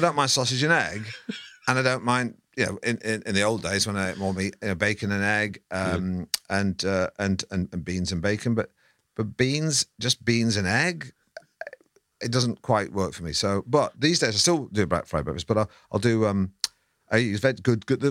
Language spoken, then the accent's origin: English; Manchester, North West England, United Kingdom; moved away as an adult; I grew up in Manchester. I yeah. never had to descale a kettle till I was 20 something and came down south